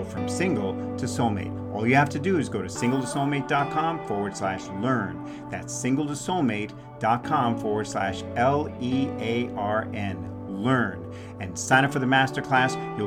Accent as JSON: {"language": "English", "region": "New York", "country": "United States", "also_born_or_lived": "San Francisco Bay Area, California", "moved": "yes", "lives_now": "Phoenix, United States", "said": "I'm a New Yorker"}